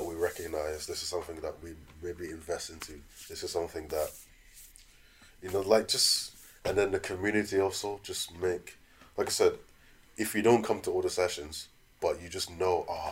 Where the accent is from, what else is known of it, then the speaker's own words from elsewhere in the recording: Scotland, United Kingdom; also born or lived in London; growing up in Scotland